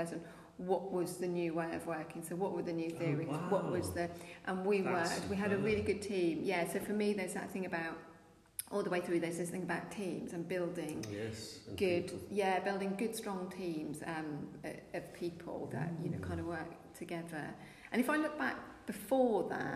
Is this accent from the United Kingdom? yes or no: yes; Essex, East of England, United Kingdom; now in Norfolk, United Kingdom; I was originally from Essex, but I've lived in Norfolk for a long time now